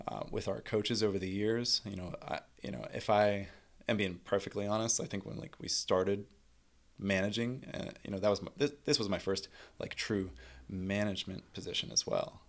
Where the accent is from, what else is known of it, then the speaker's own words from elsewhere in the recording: Pittsburgh, Pennsylvania, United States; born and bred Pittsburgher